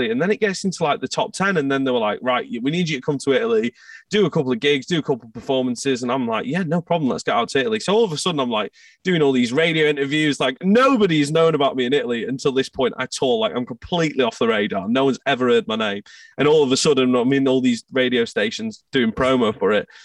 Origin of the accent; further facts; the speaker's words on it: Scotland, United Kingdom; we had gone to Scotland because I'm from Scotland